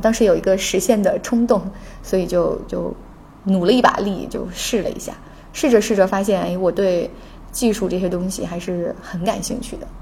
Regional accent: Jiangxi, China; moved away; 我是江西人

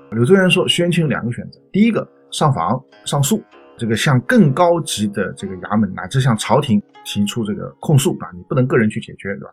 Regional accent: China; 我们中国人的习惯

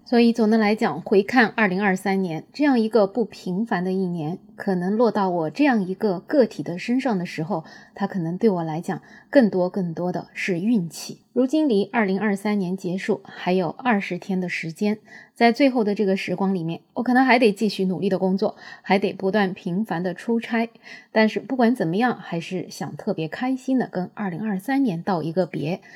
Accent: China; 我们中国人本来就坚韧不拔

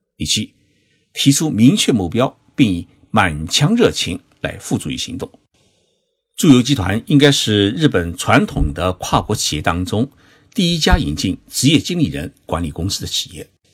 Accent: Zhoushan, Zhejiang, China; moved away; 在我的老家浙江省舟山市参加两会

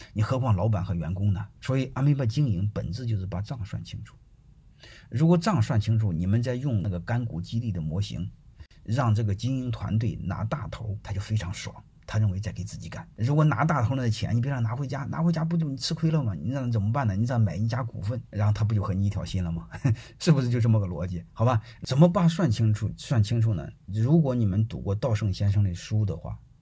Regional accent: China; 我对我们中国人的人性的理解

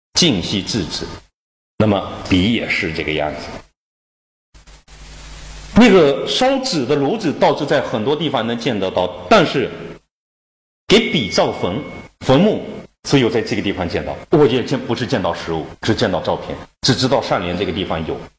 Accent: China; 我们中国人日常使用爆竹做什么用

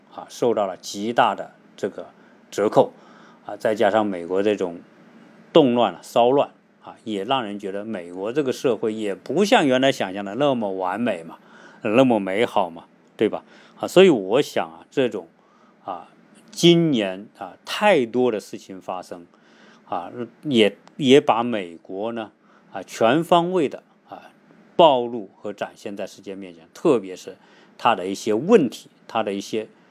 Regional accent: China; now in United States; 我们从国内来到美国生活

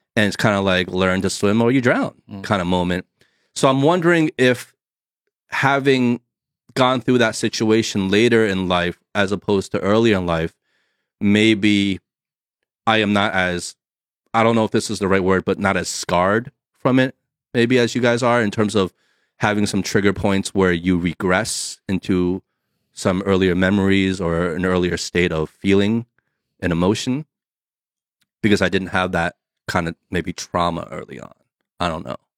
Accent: New Jersey, United States; moved away; also born or lived in California; me growing up on the East Coast in New Jersey

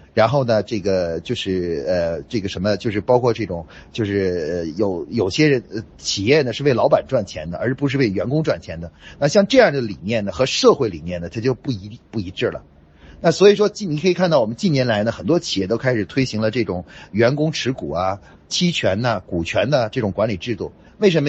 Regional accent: China; 我们中国人说

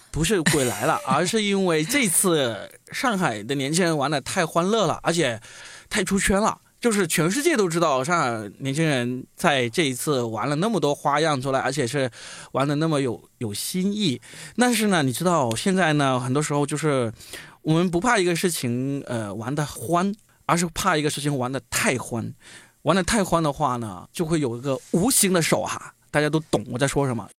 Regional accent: China; 我们中国人

